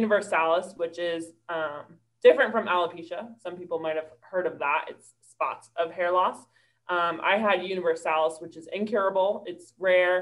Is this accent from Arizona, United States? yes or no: no; New York, United States; moved away as an adult; now in Charlotte, United States; I'm from New York, and I moved to Charlotte a couple years ago to go to Karis Bible College